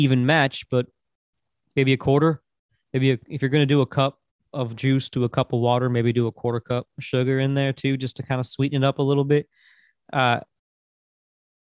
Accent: Florida, United States; accent: East Coast American; moved away as an adult; also born or lived in New York State; now in Tennessee, United States; I was born in New York State, and I grew up through most of my childhood in Florida, my teenage years, my 20s in Florida, came to Tennessee. later in life

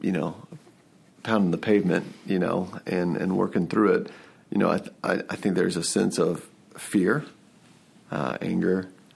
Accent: Atlanta, Georgia, United States; I'm from the Atlanta area.

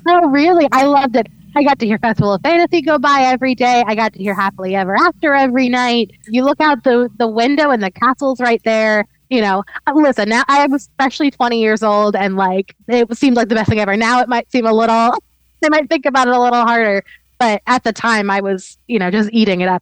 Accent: North Carolina, United States; also born or lived in South Florida; we moved to North Carolina when I was in elementary school

